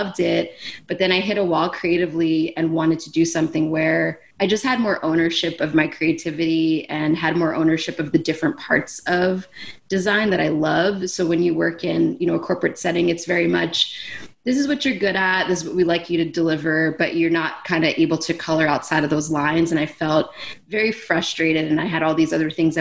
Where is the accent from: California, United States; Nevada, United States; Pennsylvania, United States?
Pennsylvania, United States; Philadelphia; I grew up here. I grew up in South Philly, actually just a 10-minute walk from my shop